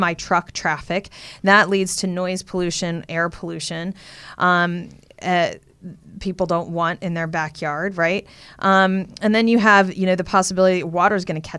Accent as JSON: {"language": "English", "region": "Texas", "country": "United States", "said": "I'm from Texas. You drive all over Texas. It's just oil"}